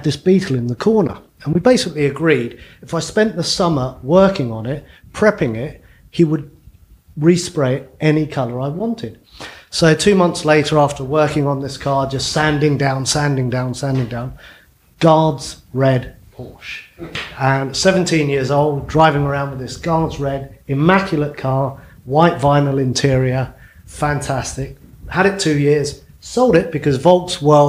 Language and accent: English; London, United Kingdom; I grew up in Battersea